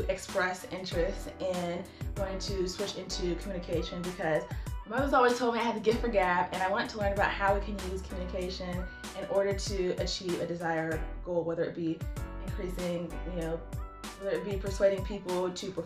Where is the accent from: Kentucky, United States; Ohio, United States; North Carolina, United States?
North Carolina, United States; Greensboro; moved away as an adult; also born or lived in California; get an internship back here in my hometown, Greensboro, North Carolina